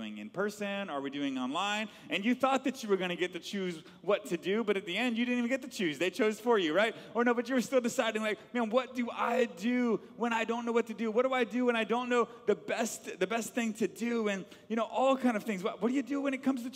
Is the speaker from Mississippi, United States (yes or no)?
no; Atlanta, Georgia, United States; I grew up in Atlanta, Georgia